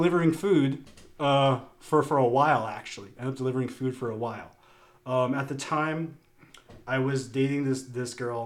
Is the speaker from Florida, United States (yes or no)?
yes; Naples, Florida, United States; I grew up in Naples in Southwest Florida